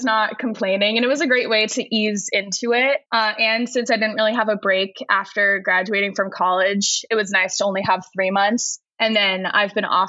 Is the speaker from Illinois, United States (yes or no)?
no; Southern California, United States; I grew up in Southern California, about 25 minutes from Disneyland